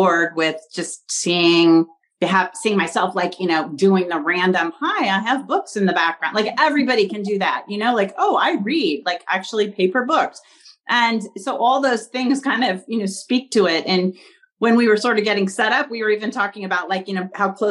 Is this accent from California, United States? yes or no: yes; Pasadena, California, United States; also born or lived in Washington, D.C.; I grew up in Pasadena, California, which is, you know, home of the Rose Bowl and the Rose Parade. And I've lived here my whole life